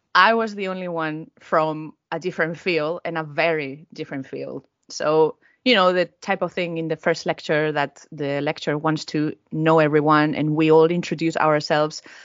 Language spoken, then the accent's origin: English; Valencia, Valencian Community, Spain; moved away as an adult; now in Norwich, United Kingdom; my hometown is Valencia